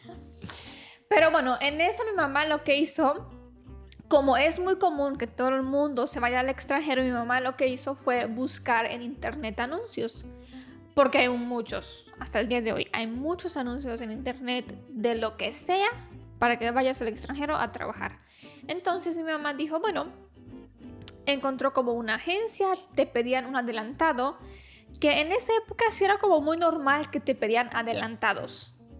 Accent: Romania

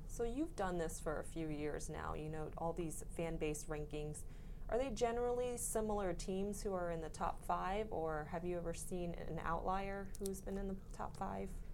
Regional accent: Florida, United States; I'm actually from Florida as well

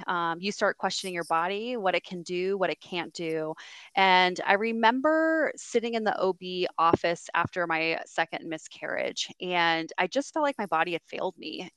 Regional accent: San Diego, California, United States; now in Greenville, United States; I was born and raised in San Diego, California, and um, I now live in Greenville, South Carolina

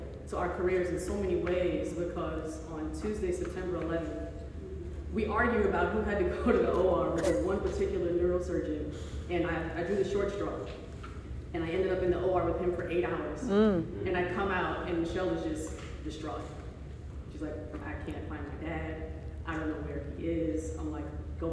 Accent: New York City, New York, United States; I'm from Far Rockaway

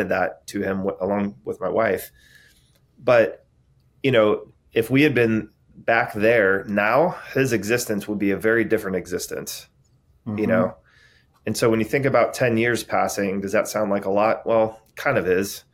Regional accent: San Diego, California, United States; I grew up in San Diego

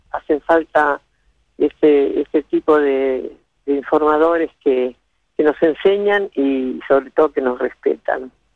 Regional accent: Buenos Aires, Argentina; also born or lived in Villa Sauce, Buenos Aires Province; yo me crié, me nací en Buenos Aires, soy porteña, pero me crié en mis primeros siete años en un pueblito muy pequeño de la provincia de Buenos Aires

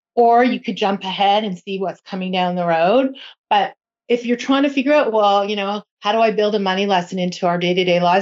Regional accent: Toronto, Ontario, Canada; I am from Toronto

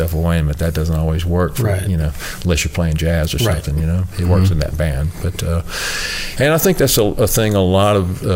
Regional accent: Augusta, Georgia, United States; now in Nashville, United States; I was from Augusta, Georgia, so I grew up in Georgia

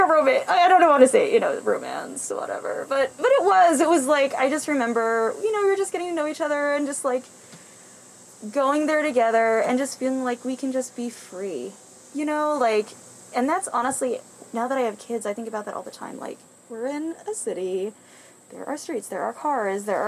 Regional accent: New Jersey, United States; moved away as an adult; now in Kansas, United States; I'm originally from New Jersey.

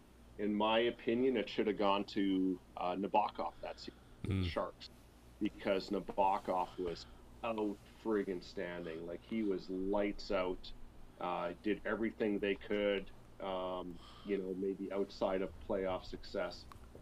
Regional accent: Manitoba, Canada; moved away as an adult; now in Ontario, Canada; I grew up in Manitoba, so I consider myself a West Coast, or not a West Coast, because I was nowhere near a coast. I was very landlocked. But I consider myself a Western boy.

